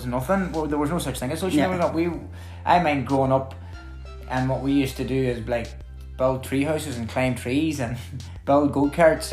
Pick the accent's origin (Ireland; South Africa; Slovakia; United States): Ireland; Buncrana, County Donegal; I'm from Bunkrana.